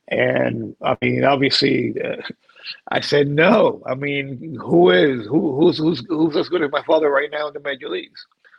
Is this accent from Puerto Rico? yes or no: yes; Puerto Rico; I grew up in Puerto Rico. I see the ocean every day.